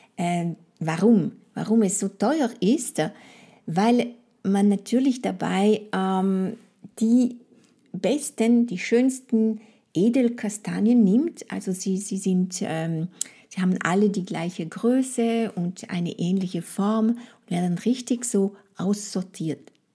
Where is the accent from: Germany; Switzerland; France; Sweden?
France; first language French; German is a second language; moved away; meine Muttersprache und meine Kultur